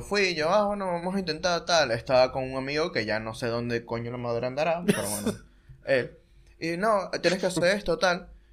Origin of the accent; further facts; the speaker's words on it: Maturín, Monagas, Venezuela; now in Buenos Aires, Argentina; soy de Maturín y vivía en un pueblo total